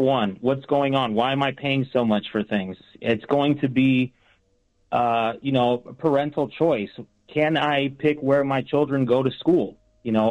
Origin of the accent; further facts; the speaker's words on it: Las Vegas, Nevada, United States; also born or lived in Puerto Rico; I grew up in Vegas my whole life, moved down here from Puerto Rico when I was six